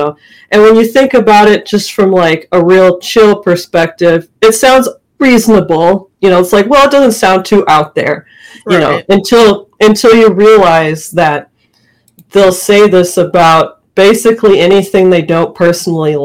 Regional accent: Minnesota, United States; I grew up in Minnesota, far north.

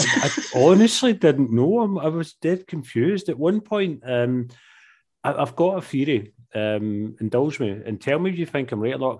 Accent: Glasgow, Scotland, United Kingdom; accent: Glasgow scheme slang; Mine becomes proper slang, like scheme, Glasgow scheme, slang.

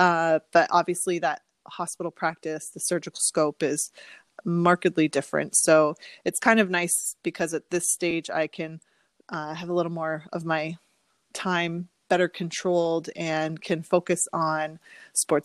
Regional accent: Windsor, Ontario, Canada; moved away as an adult; also born or lived in Chicago / Philadelphia / Maryland; I am originally from Windsor, which is where I'm now living and practicing.

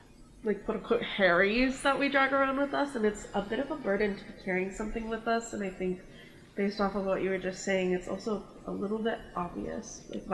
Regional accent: Oahu, Hawaii, United States; moved away; I am a senior public relations major. I'm originally from Oahu, Hawaii. Or Hawaii, as we say it on the mainland

